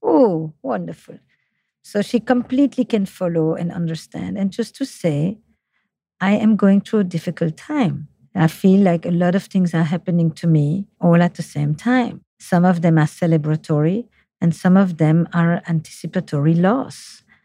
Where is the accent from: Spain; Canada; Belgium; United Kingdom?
Belgium; Flemish part of Belgium, Flanders; accent: French; English is a second language; now in United States; I'm from the Flemish part of Belgium, despite my French accent in English.